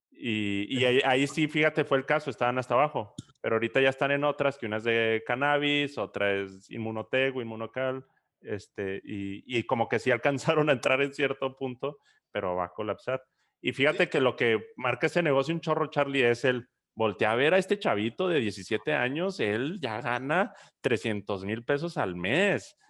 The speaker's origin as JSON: {"language": "Spanish", "region": "Chihuahua", "country": "Mexico", "moved": "yes", "lives_now": "Monterrey, Mexico", "said": "Yo ni soy regio, yo soy chihuahuense"}